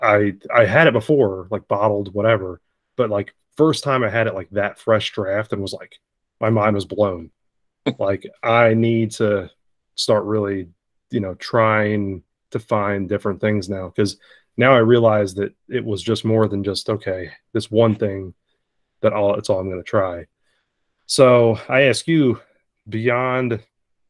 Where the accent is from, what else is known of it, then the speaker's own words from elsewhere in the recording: Northeast, United States; Growing up in the Northeast